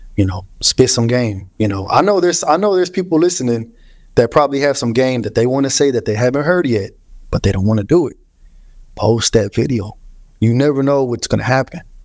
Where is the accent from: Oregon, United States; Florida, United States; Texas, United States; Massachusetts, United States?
Texas, United States; Houston; My whole life, bro. Grew up in Houston